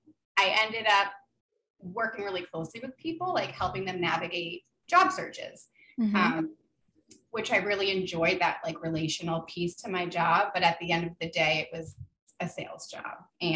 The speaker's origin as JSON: {"language": "English", "region": "New Jersey", "country": "United States", "tie": "born or raised there", "also_born_or_lived": "Connecticut", "moved": "as an adult", "said": "So basically my story is that I'm not from New Hampshire. I was born in Connecticut. I moved around a lot per my dad's job as a software engineer, but I mostly grew up in northern New Jersey."}